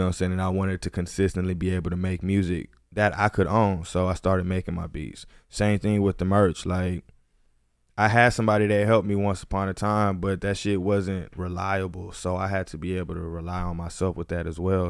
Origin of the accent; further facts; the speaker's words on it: Houston, Texas, United States; moved away as an adult; now in Los Angeles, United States; I'm from Houston, Texas. I've been out here in L A for four years